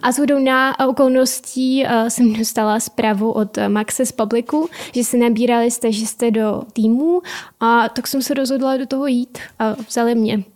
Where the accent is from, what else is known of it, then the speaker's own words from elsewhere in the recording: Donbas, Ukraine; Czech is a second language; moved away as an adult; now in Czech Republic; narodila jsem se na Ukrajině a jsem, jsem přijela na vysokou školu před eh, teď už sedmi lety.